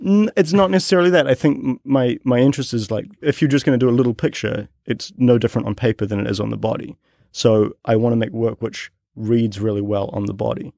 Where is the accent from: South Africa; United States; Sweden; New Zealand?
New Zealand; growing up in New Zealand, I lived in a, in a neighborhood that wa, had a really big Polynesian population.